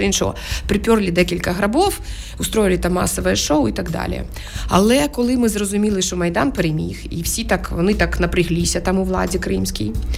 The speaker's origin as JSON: {"language": "Ukrainian", "region": "Crimea", "country": "Ukraine", "tie": "born or raised there", "moved": "as an adult", "said": "я народилася в 76-му році в Криму"}